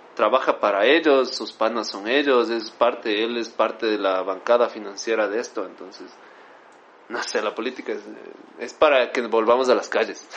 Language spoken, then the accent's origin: Spanish; Quito, Pichincha, Ecuador; nosotros como ecuatorianos, como quiteños, somos muy unidos